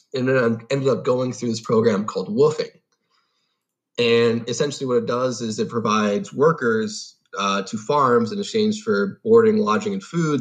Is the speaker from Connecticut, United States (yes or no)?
no; Long Island, New York, United States; also born or lived in Guelph, Ontario, Canada; I was born in Guelph, Ontario, uh, and I moved to the United States when I was about seven um, my dad got a new job in Long Island